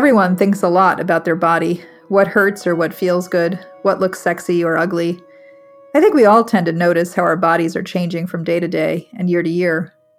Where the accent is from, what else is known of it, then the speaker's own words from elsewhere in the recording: Long Island, New York, United States; also born or lived in South Chicago; now in Chicago, United States; growing up on Long Island